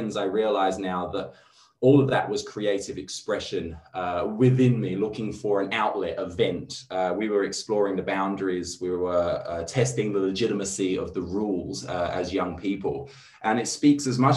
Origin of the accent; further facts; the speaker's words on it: London, United Kingdom; moved away as an adult; also born or lived in Redfern, Sydney, Australia; now in Sydney, Australia; I'm from England. I'm from London. I moved here about 7 years ago. I live in Redfern now